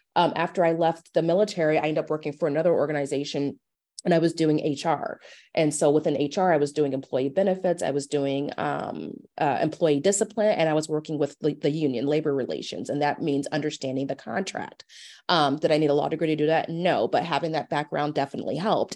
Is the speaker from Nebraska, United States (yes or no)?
yes; Omaha, Nebraska, United States; I am from Omaha. I actually, I went to Omaha North for high school